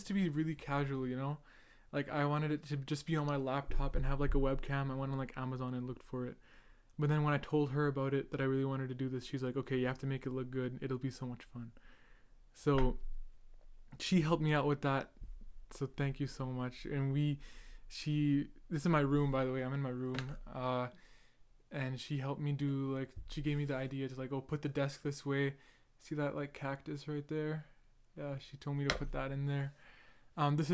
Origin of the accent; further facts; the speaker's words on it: Edmonton, Alberta, Canada; I'm Canadian. I was born in Edmonton, Alberta